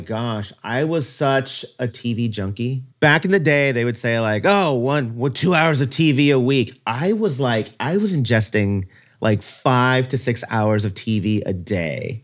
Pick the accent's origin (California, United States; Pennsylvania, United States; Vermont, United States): California, United States; Ventura County, Southern; also born or lived in Brooklyn, New York; I'd been living in Ventura County ever since I was three years old, so pretty much most of my life was in very rural, white, conservative, Christian community.